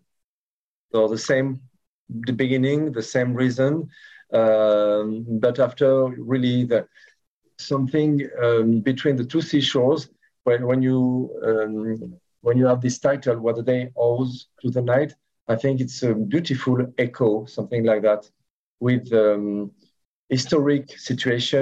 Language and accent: English; France; English is a second language; I have 100% Algerian roots, but I was born in France